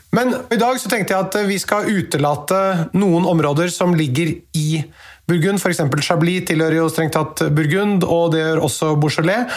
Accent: Norway; vi her hjemme i Norge

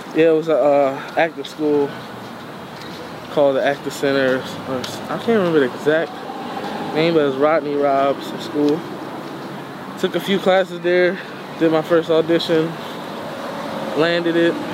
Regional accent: Philadelphia, Pennsylvania, United States; I'm from West Philly

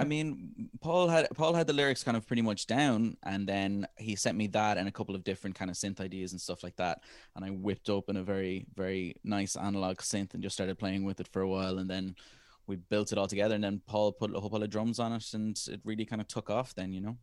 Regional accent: Ireland; our generation as Irish people

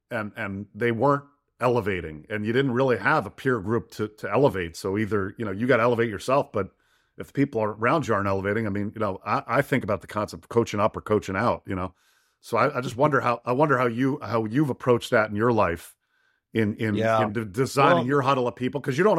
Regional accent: Detroit, Michigan, United States; Lions. I'm a Lions fan. I'm from Detroit.

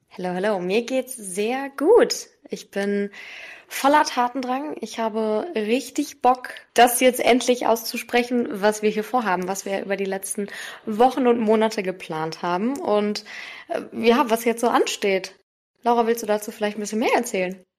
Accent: Wiesbaden, Hesse, Germany; also born or lived in Darmstadt; ich komme aus Wiesbaden

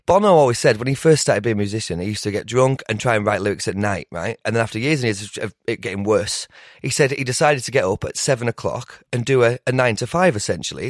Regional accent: Lake District, North West England, United Kingdom; I'm from the Lake District

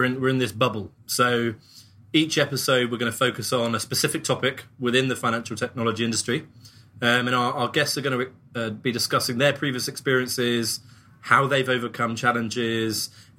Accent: England, United Kingdom; accent: English; moved away as an adult; now in United States; So I, in case you didn't realize, am English, my accent. I've recently moved across to the US with my family

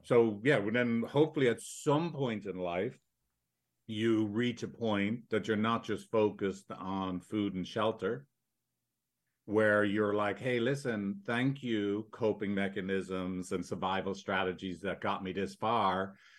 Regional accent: Ireland; now in San Francisco, United States; I'm from Ireland, as you can tell.

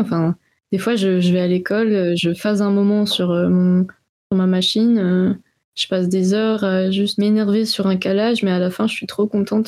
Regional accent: France; moved away as an adult; also born or lived in Switzerland; je venais de France

